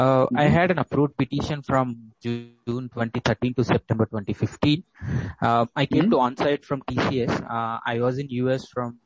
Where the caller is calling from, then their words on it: India; also born or lived in United States; Hi, I'm calling from India.